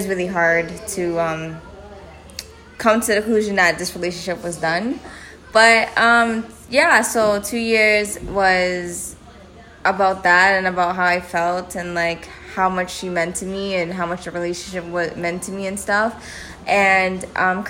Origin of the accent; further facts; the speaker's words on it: Toronto, Ontario, Canada; I'm also from Canada. I'm Ontario, Toronto